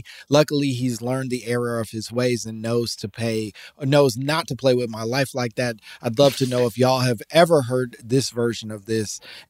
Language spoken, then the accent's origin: English; Atlanta, Georgia, United States; I'm from the South, Atlanta, and I heard this a few times growing up